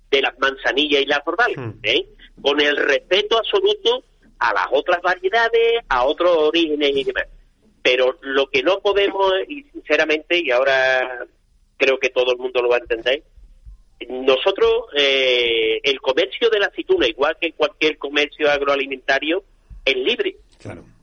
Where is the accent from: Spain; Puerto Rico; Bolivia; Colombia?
Spain; Seville, Andalusia; cuando dices oye, yo soy de Sevilla